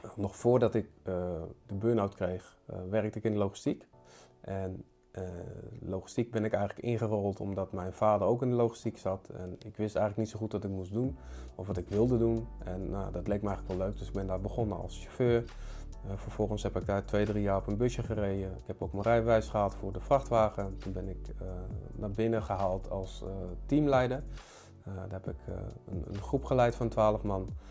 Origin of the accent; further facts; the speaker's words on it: Utrecht, Netherlands; ik kom dus uit Utrecht. Ik eh, ben daar opgegroeid